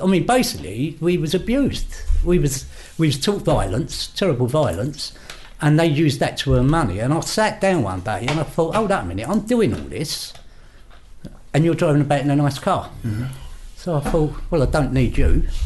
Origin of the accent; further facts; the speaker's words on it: London, United Kingdom; I grew up in King's Cross area